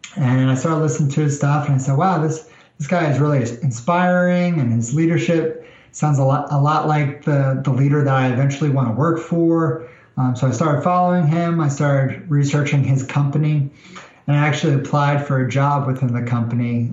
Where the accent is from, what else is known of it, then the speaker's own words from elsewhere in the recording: New York, United States; moved away as an adult; now in Nashville, United States; I'm originally from New York, so the South is a bit different than uh, than New York